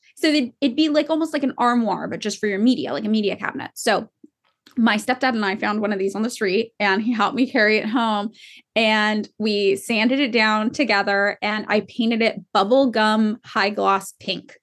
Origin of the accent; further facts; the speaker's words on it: Fresno, California, United States; now in Los Angeles, United States; growing up in Fresno